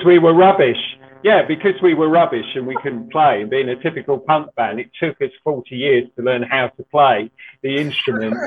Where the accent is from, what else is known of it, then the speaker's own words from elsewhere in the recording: Ilford, London, United Kingdom; I'm from Ilford in Essex